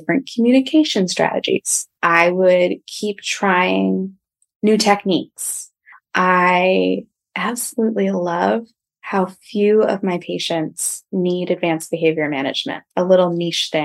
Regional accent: outside of Philadelphia, New Jersey, United States; moved away as an adult; also born or lived in Long Island; So I grew up outside of Philadelphia

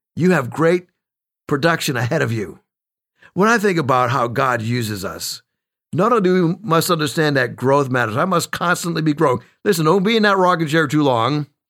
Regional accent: New England, United States; moved away; I was born and raised in New England.

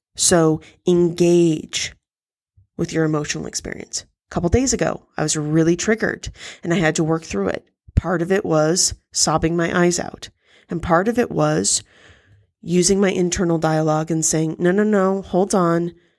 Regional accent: United States; as an American

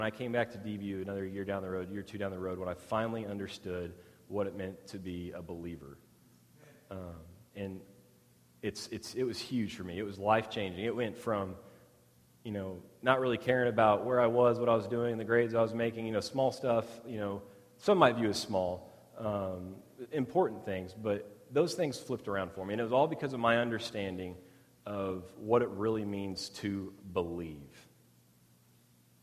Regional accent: Midland, Texas, United States; also born or lived in Odessa, Texas; I grew up in West Texas, Midland, Odessa, to be specific

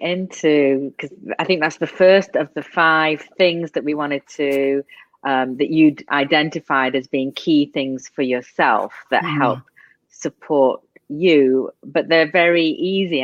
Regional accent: England, United Kingdom; moved away; I'm from England

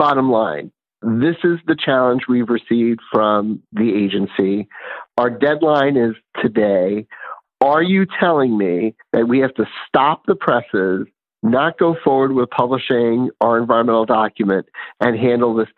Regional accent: New York City, New York, United States; when I was growing up in New York City

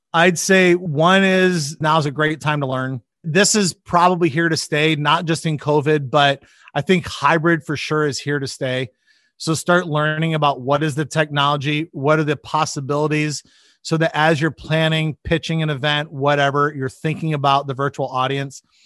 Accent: Michigan, United States; moved away as an adult; also born or lived in Chicago; now in Nebraska, United States; I grew up in Michigan

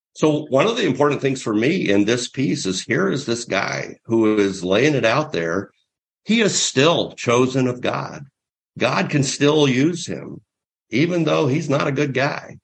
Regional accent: near the heart of Mardi Gras, Southeast, United States; moved away; I'm from the Southeast, right near the heart of uh, real Mardi Gras celebration

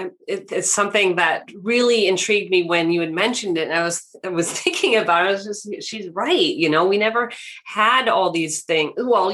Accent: West Coast, United States; So, I grew up on the West Coast, so they would crop dust the crops with pesticides and chemicals.

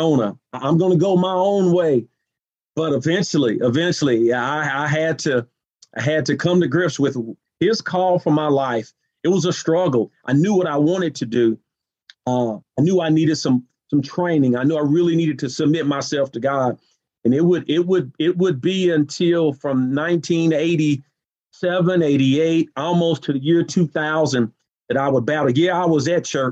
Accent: Nashville, Tennessee, United States; moved away as an adult; also born or lived in Evansville, Indiana; the housing developments that I grew up in Nashville

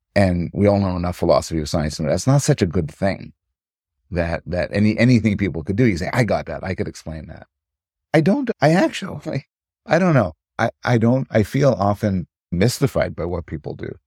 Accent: Montreal, Quebec, Canada; also born or lived in United States; now in Toronto, Canada; I was raised in Montreal

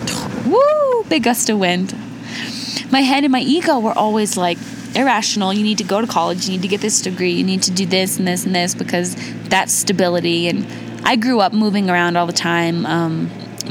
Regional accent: Indiana, United States; I was born in Indiana to my mom and my dad, but they divorced

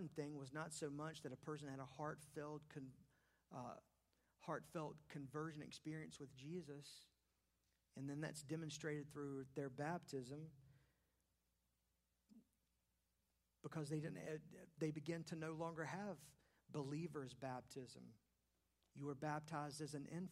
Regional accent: Charlotte, North Carolina, United States; when I was a kid growing up in West Charlotte

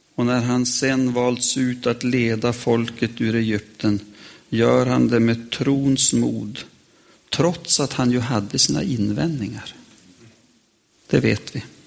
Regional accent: Västerbotten County, Sweden; jag lärde mig hemma i Västerbotten

